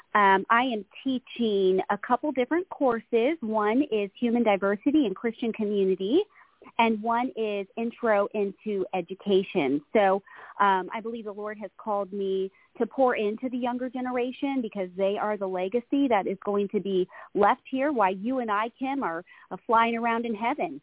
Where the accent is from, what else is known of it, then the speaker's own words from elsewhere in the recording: Florida, United States; moved away as an adult; now in California, United States; I was actually I was born and raised in Florida